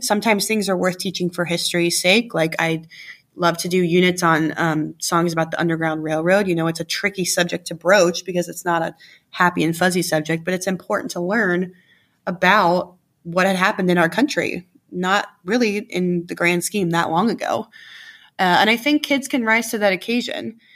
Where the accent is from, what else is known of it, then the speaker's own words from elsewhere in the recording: Gahanna, Ohio, United States; where I grew up in Gahanna